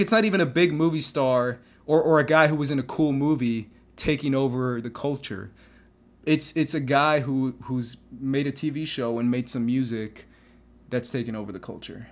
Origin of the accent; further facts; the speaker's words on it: Phoenix, Arizona, United States; moved away; we grew up in Phoenix together through, through high school